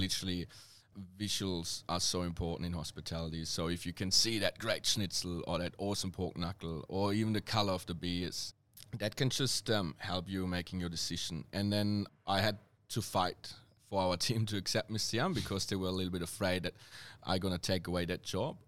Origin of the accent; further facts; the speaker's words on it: Germany; accent: serious German; English is a second language; moved away as an adult; now in Melbourne, Australia; my accent is quite, um, uh, serious German